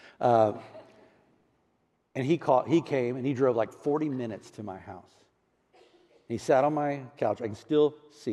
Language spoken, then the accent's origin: English; Houston, Texas, United States; moved away; I grew up in Houston, Texas, a little area called Clear Lake City